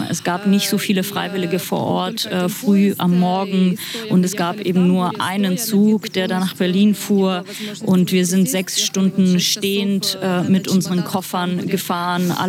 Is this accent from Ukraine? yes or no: yes; Sumy, Sumy Oblast, Ukraine; German is a second language; moved away; also born or lived in Kyiv; Also äh, ich komme ursprünglich aus Summe äh, und meine Familie ist in Summe und äh, ich habe in Kiew gewohnt